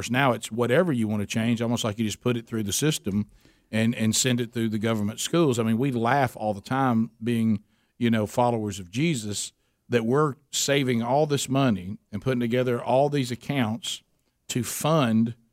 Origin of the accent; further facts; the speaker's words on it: United States; moved away; when I was growing up in Calhoun County